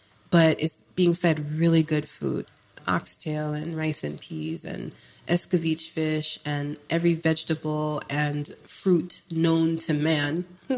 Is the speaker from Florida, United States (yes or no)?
yes; Florida, United States; also born or lived in California / Jamaica; So I was born in the States. I was born in Cali, and I grew up between Florida and Jamaica.